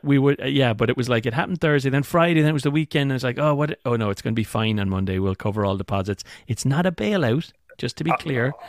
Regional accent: Ireland; moved away

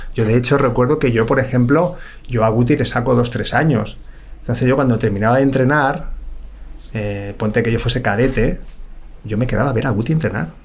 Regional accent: Villaviciosa de Odón, Community of Madrid, Spain; now in Las Rozas, Spain; yo soy de Villaviciosa Dodón, pero ahora vivo en La Roza.

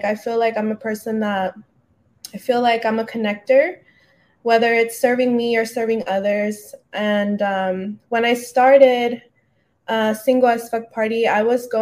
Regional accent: San Diego, California, United States; now in Los Angeles, United States; I'm originally from San Diego, but I came out to L.A.

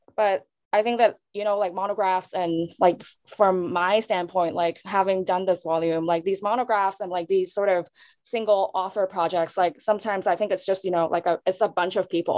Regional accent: Hong Kong; moved away; born and raised in Hong Kong, and also somewhere um, diasporic but not Asian American

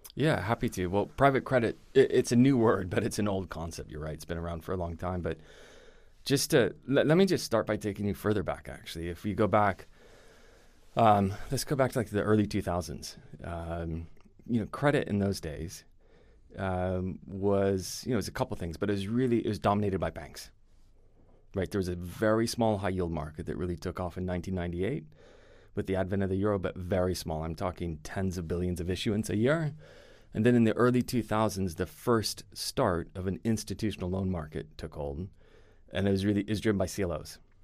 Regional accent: United States; accent: American; moved away as an adult; also born or lived in Europe; I'm American

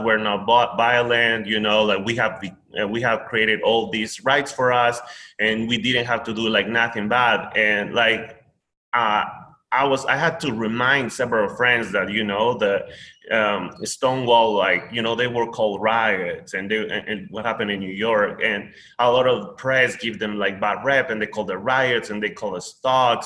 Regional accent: Peru; English is a second language; now in United States; I am Peruvian, born and raised.

